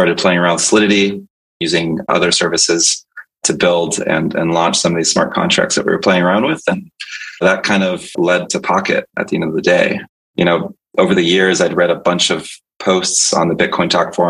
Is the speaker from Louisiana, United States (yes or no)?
no; Tampa, Florida, United States; also born or lived in Santo Domingo, Dominican Republic; I was born in the Dominican Republic in Santo Domingo, and I'm fluent in Spanish, but moved to Tampa Bay, Florida, which is still my home, when I was about 2 years old